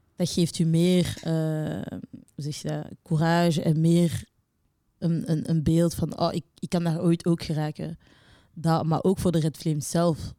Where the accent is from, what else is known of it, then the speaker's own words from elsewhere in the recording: Belgium; wij ook niet als Belgen